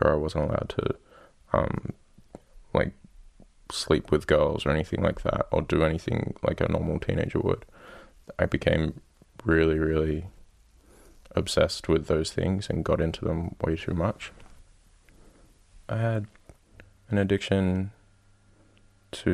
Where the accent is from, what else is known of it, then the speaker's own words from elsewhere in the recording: Gerringong, New South Wales, Australia; I'm from Australia, a little town called Gerringong, 2 hours south of Sydney